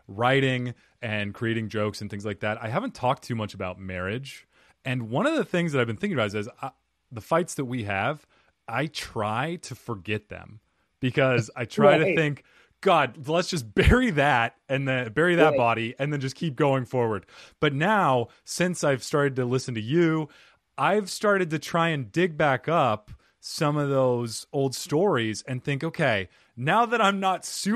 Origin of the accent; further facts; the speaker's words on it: United States; I'm American, I speak Portuguese